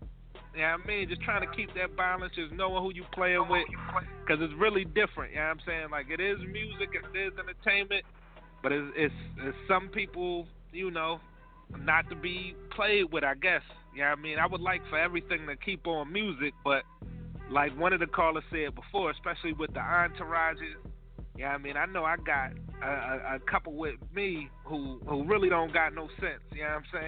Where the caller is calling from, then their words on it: Philadelphia, Pennsylvania, United States; I'm calling from South Philly. Y'all already know, man. 24th Street, South Philly in the building always.